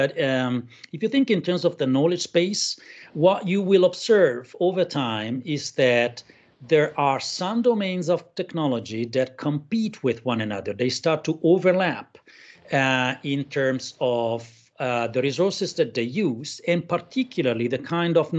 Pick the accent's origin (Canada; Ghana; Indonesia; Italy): Italy; now in Berlin, Germany; I'm Italian, but I live in Berlin.